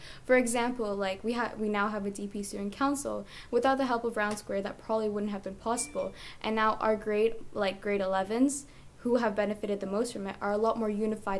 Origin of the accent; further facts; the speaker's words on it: Canada; because I came from Canada, and we're always taught there, like, democracy is how it, like, rules this